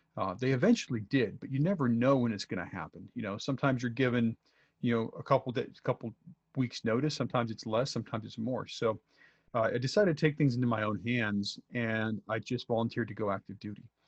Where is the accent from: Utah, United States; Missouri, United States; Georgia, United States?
Utah, United States; Salt Lake City; moved away as an adult; also born or lived in Minnesota; born and raised in Utah